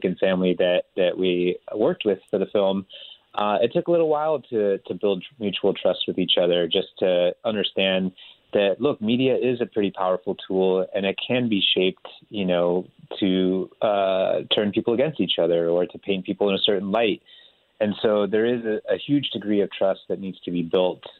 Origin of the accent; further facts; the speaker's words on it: California, United States; also born or lived in India; I grew up in Northern California outside of San Francisco